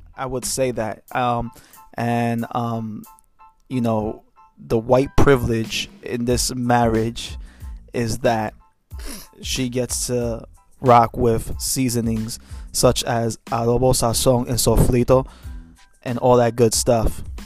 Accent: New York City, New York, United States; now in Pennsylvania, United States; I'm from Brooklyn, New York.

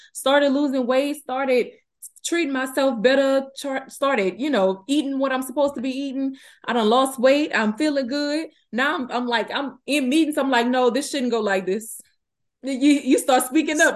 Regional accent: Donaldsonville, Louisiana, United States; now in Houston, United States; I'm from Donaldsonville, Louisiana, currently residing in Houston, Texas.

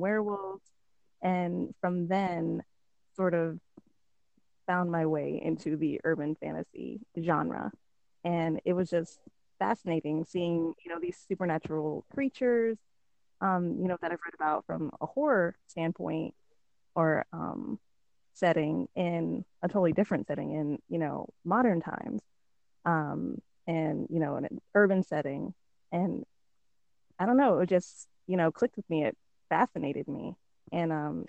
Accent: Alaska, United States; also born or lived in the South (US); now in the South, United States; I'm from Alaska. I live in the South now.

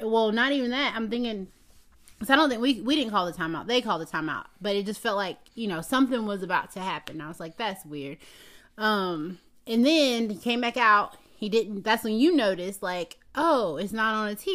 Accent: Atlanta, Georgia, United States; I'm from Atlanta.

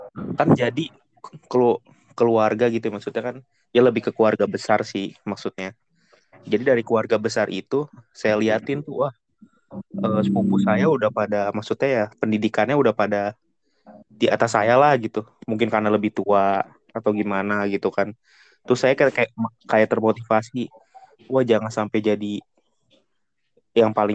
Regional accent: Depok, West Java, Indonesia; gorengan khas sini, khas Depok, khas kota saya Depok

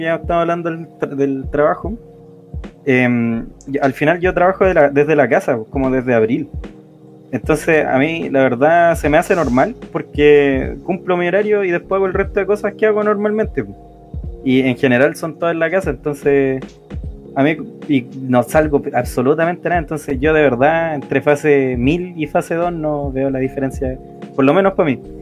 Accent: Santiago, Santiago Metropolitan Region, Chile; soy de Santiago, la, ciudad que nunca duerme porque cogotean todo el día y la noche

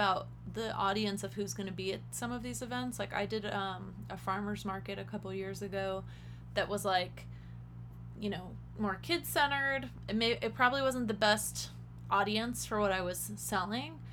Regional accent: Las Vegas, Nevada, United States; growing up in Vegas

